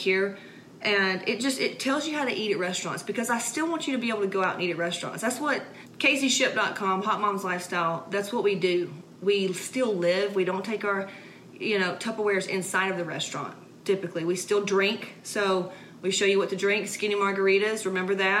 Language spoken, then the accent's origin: English; Atlanta, Georgia, United States; I'm from Atlanta, Georgia